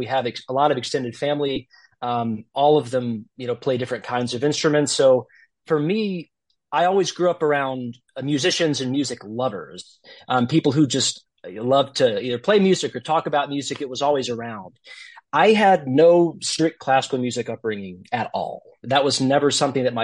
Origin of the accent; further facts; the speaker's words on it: Gulf Shores, Alabama, United States; moved away as an adult; also born or lived in Westchester, New York; now in New Jersey, United States; Growing up in Gulf Shores, I didn't really have a ton of exposure outside of playing in the youth orchestra